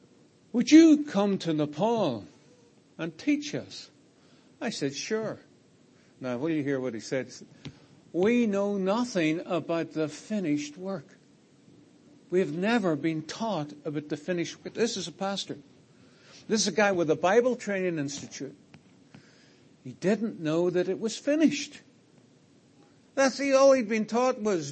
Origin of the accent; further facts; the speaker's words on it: Ireland; I'm from Ireland